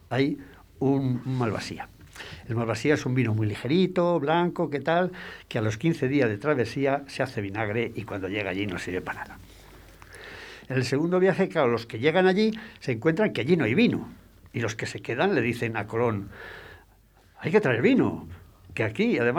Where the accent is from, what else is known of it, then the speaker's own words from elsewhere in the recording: La Rioja, Spain; yo soy riojana